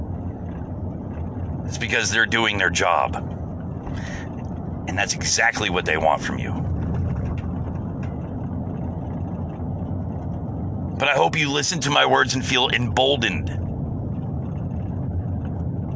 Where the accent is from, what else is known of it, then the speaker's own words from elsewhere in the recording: United States; as an American